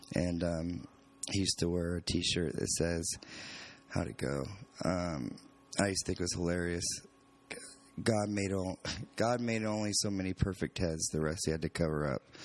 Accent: California, United States; moved away; Growing up in California

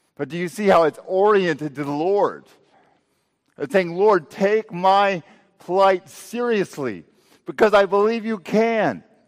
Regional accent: Texas Panhandle, United States; I grew up in the Texas Panhandle

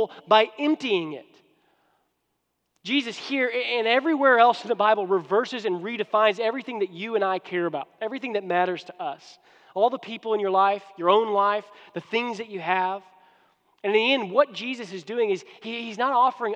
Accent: United States; now in Houston, United States; I'm an American

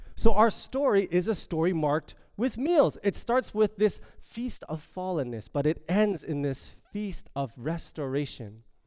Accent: Toronto, Ontario, Canada; I am from Toronto. I am from as they call it, the six.

